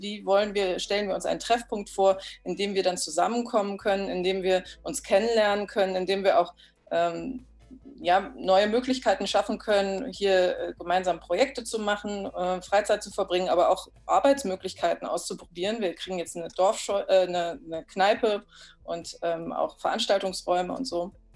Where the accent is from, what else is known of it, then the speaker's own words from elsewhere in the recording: the West, western Germany, Germany; moved away as an adult; now in Oderbruch, Germany; ich bin zwar selber auf dem Dorf groß geworden, aber äh, im Westen